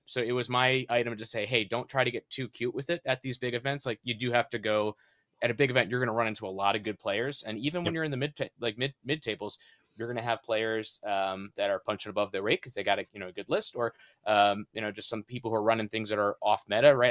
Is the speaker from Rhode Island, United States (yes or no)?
yes; Rhode Island, United States; my home state of Rhode Island